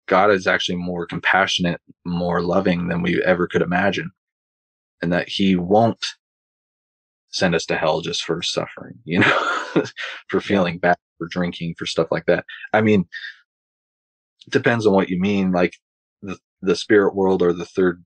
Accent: Longview, Washington, United States; also born or lived in Pullman, Washington; I had to move back to my hometown. And so the church I was involved with in Pullman, I was going to get baptized at, but I had to move. So now I'm back in Longview, Washington.

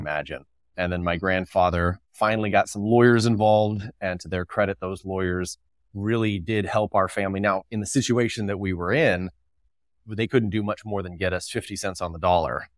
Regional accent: California, United States; I grew up in the People's Republic of California, and my family were fourth generation dairy farmers

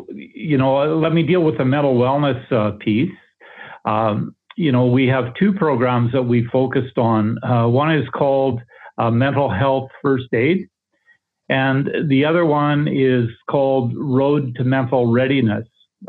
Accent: Paradise Valley, Alberta, Canada; No, I'm actually from Eastern Alberta.

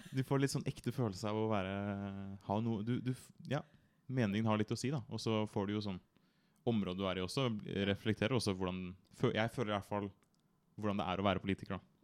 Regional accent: Bærum, Akershus, Norway; jeg kommer fra Bærum.

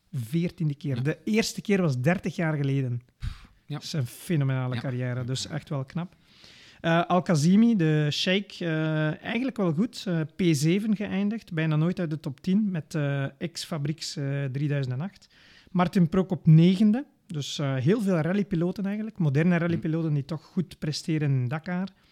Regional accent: Belgium

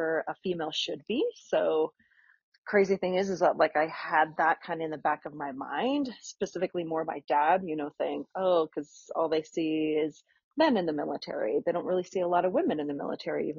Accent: Wyoming, United States; moved away as an adult; now in Colorado Springs, United States; I grew up in Wyoming, which is where we all

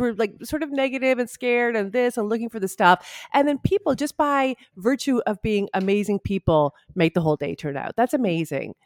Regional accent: Ottawa, Ontario, Canada; moved away; I'm from Ottawa

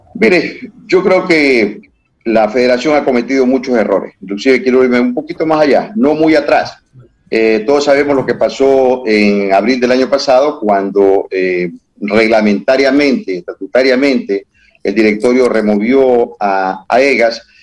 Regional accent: Ecuador

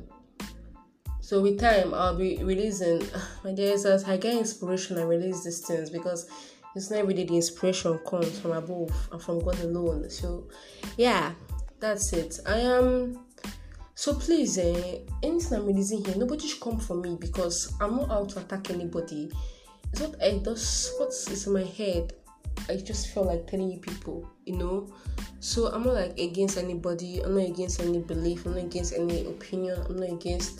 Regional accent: Igbo, Igboland, Nigeria; I'm Nigerian, I am Igbo

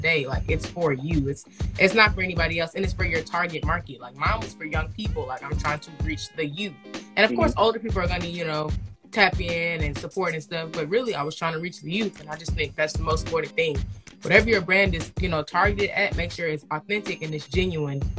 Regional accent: Atlanta, Georgia, United States; I'm from Atlanta, Georgia

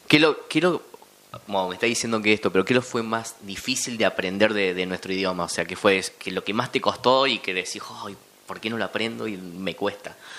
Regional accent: Argentina

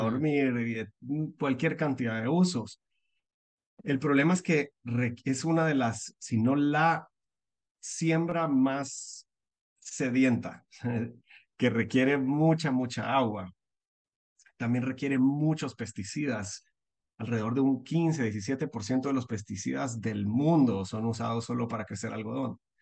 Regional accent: Guatemala; moved away as an adult; also born or lived in United States; soy guatemalteco, nací en Guatemala, vivo en Guatemala

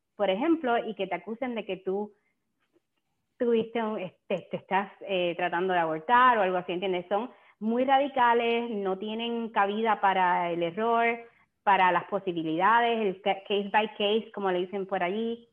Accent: San Germán, Puerto Rico; yo soy de Puerto Rico también, de San Germán

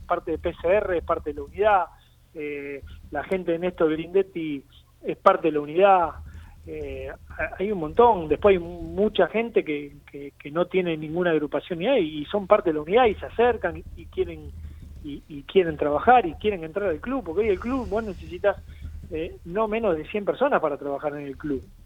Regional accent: Avellaneda, Buenos Aires Province, Argentina; yo soy de Avellaneda. Trabajo en Avellaneda

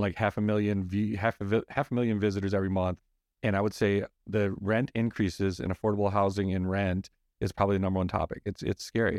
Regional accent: Midwest, United States; now in Scottsdale, United States; I'm from the Midwest

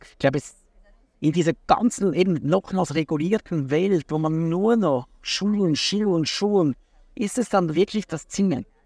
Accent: Hurden, Schwyz, Switzerland; also born or lived in Zürich; ich bin eigentlich in Hurden, das ist ein kleines Dorf direkt am See, äh, am oberen See aufgewachsen.

